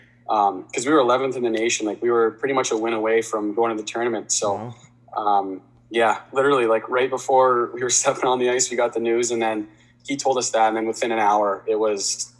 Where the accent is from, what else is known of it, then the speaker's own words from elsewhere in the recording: Delhi, Ontario, Canada; Yeah, I loved it. I still love Delhi. I think it's a great spot. Good little hockey town, and definitely a great place to grow up.